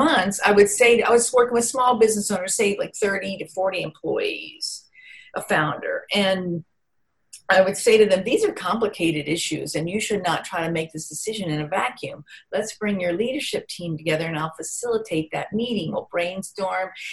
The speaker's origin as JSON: {"language": "English", "town": "Vicksburg", "region": "Mississippi", "country": "United States", "tie": "born or raised there", "said": "I grew up in Vicksburg, Mississippi"}